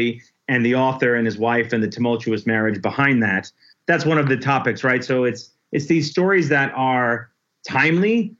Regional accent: Forestburgh, New York, United States; moved away as an adult; also born or lived in Nashville, Tennessee / Cincinnati, Ohio; grew up in Forestburg, New York, between Port Jervis and Monticello.

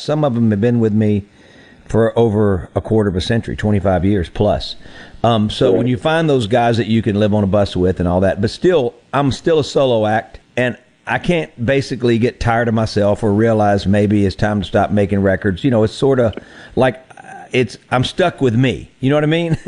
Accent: Mississippi Delta, United States; moved away; also born or lived in Nashville; I grew up in the Mississippi Delta

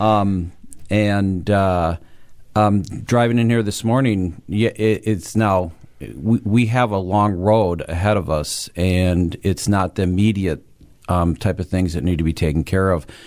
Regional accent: Waukesha, Wisconsin, United States; This is my hometown.

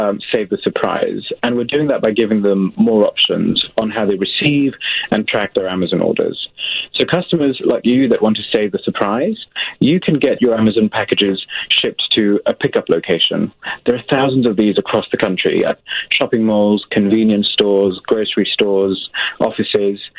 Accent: England, United Kingdom; I'm from England

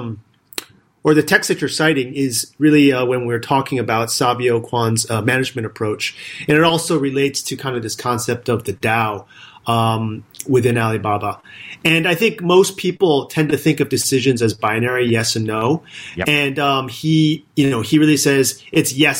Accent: California, United States; moved away as an adult; also born or lived in Hangzhou, China; I grew up in California.

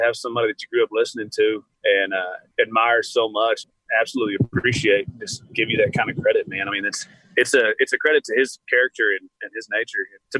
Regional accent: Lubbock, Texas, United States; we come from Lubbock

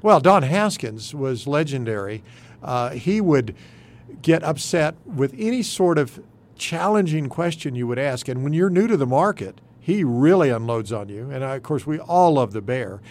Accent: Dalhart, Texas, United States; now in El Paso, United States; I was growing up in Dalhart

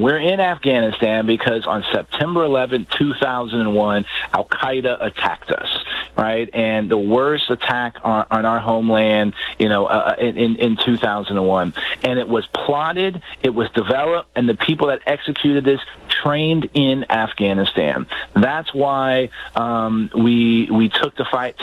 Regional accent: San Antonio, Texas, United States; my hometown of San Antonio

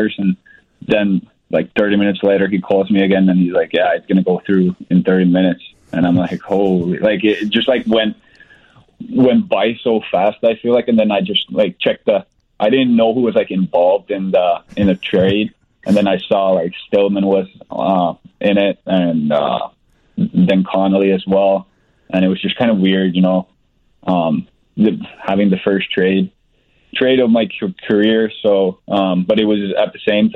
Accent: Finland; moved away as an adult; now in Chicago, United States; my hometown club, the same club I played for last year

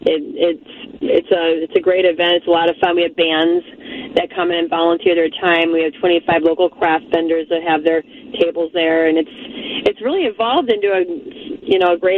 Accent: Chicago, Illinois, United States; moved away as an adult; now in Twin Cities, United States; I was born in Chicago and grew up there

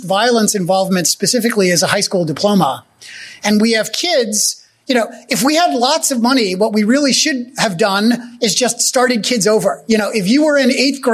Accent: New Jersey, United States; also born or lived in Germany; That was there for us in New Jersey where I grew up.

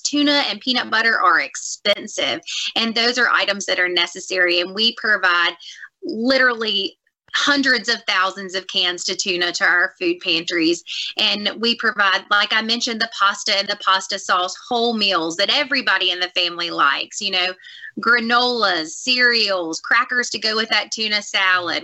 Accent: Clarksdale, Mississippi, United States; now in Hattiesburg, United States; I'm a little Delta girl myself. I grew up in Clarksdale, Mississippi

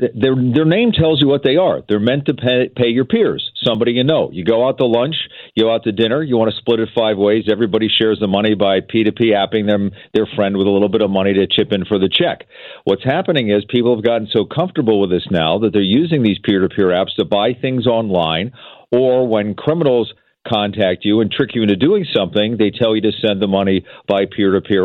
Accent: East Coast, United States; now in Seattle, United States; I grew up on the East Coast

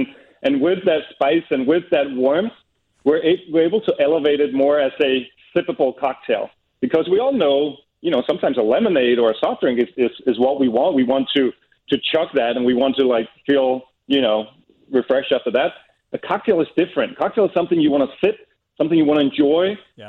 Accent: Copenhagen, Capital Region of Denmark, Denmark; English is a second language; We're from Copenhagen ourselves.

